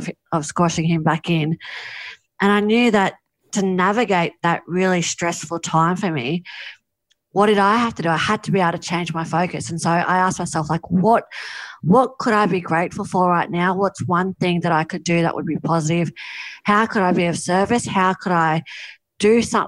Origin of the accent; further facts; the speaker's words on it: Mollymook, New South Wales, Australia; my hometown of Mollymook